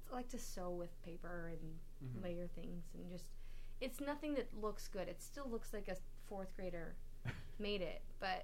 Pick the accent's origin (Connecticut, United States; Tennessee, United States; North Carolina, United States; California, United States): California, United States; Vista; I grew up in North San Diego County, Vista.